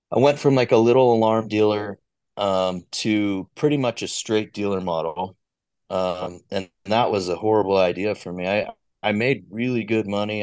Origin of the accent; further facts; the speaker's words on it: Orem, Utah, United States; also born or lived in Glendale, Salt Lake City, Utah; from Orem, Utah, originally spent uh, the first like primarily like 15 years of my life down in Orem.